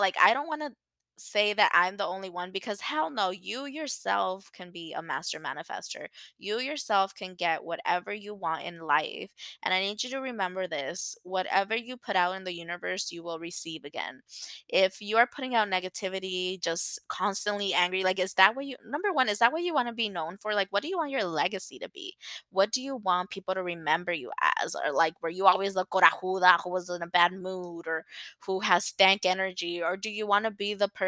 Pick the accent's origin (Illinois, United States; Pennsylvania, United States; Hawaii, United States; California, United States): California, United States; Los Angeles; I grew up in LA. I'm from San Fernando Valley.